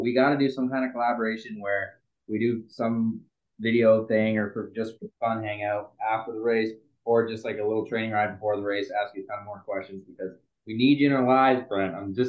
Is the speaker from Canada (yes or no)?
yes; Canada; I'm the Canadian.